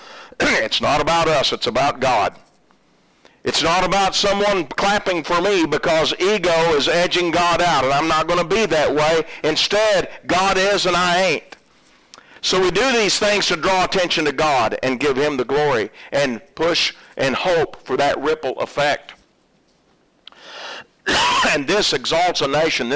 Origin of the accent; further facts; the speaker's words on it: Oklahoma, United States; moved away; I'm originally from Oklahoma